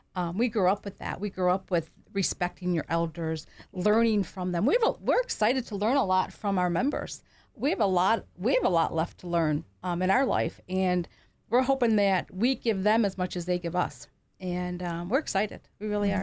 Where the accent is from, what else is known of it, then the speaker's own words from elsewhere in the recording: Kenmore, New York, United States; also born or lived in Williamsville, New York; We grew up in Kenmore